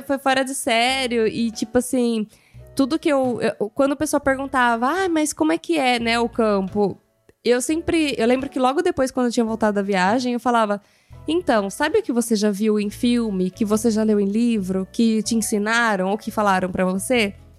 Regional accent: Brazil; moved away as an adult; now in Italy; eu sou brasileira

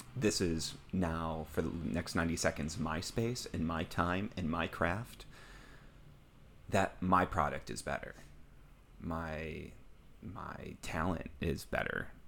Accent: Midwest, United States; I'm from the Midwest

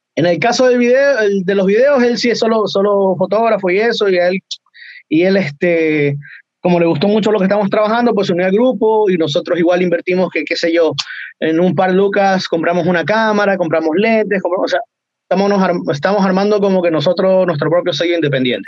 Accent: Ecuador; moved away as an adult; now in Chile; yo soy de Ecuador

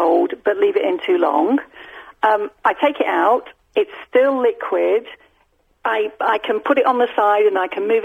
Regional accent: Blackpool, North West England, United Kingdom; I'm from Blackpool

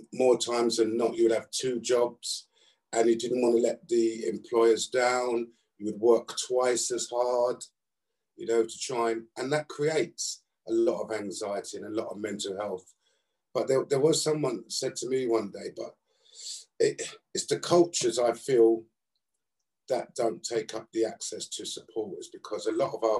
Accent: London, United Kingdom; I was brought up in South London

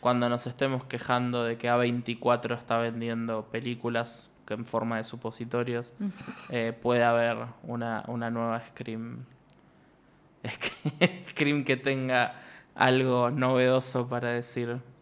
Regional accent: Ushuaia, Tierra del Fuego, Argentina; moved away; yo a Ushuaia voy con suerte una vez al año y aún y así entro a una panadería y me dicen, vos sos el hijo de Marcelo

